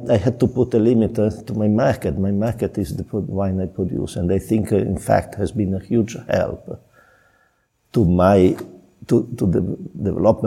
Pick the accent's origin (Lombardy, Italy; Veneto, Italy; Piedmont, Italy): Piedmont, Italy; now in Chianti, Italy; I'm from Piedmont.